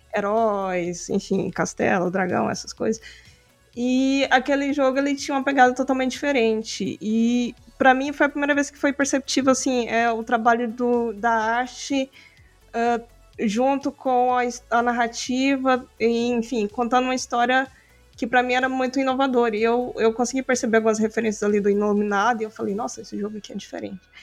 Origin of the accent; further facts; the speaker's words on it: Aparecida de Goiânia, Goiás, Brazil; now in Goiânia, Brazil; eu sou natural, na verdade, de Aparecida de Goiânia, que é uma cidade meio que na região metropolitana de Goiânia, Goiás.